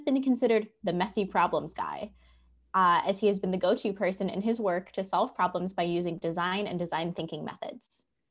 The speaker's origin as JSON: {"language": "English", "town": "Chicago", "region": "Illinois", "country": "United States", "moved": "yes", "lives_now": "New Orleans, United States", "said": "I am a Midwesterner, originally from Chicago, Illinois"}